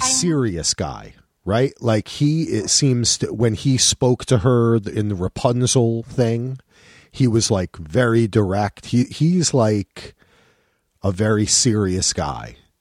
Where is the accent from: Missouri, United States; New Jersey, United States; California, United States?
New Jersey, United States; moved away as an adult; also born or lived in North Carolina; I'm from New Jersey